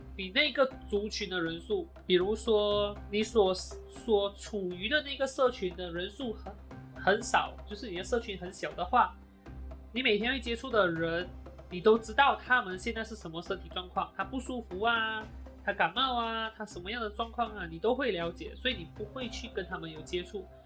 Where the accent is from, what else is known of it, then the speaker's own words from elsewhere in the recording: Malaysia; 我呢是土生土长，马来西亚人